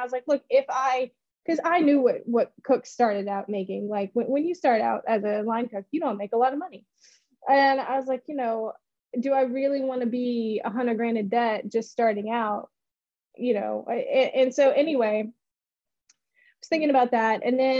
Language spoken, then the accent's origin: English; Memphis, Tennessee, United States; And so whenever anyone asks me where I'm from, I'm just like, I'm from Memphis. You know, you don't want to go through that whole progression. So I spent my high school years in Memphis, and, you know, really, really did love it.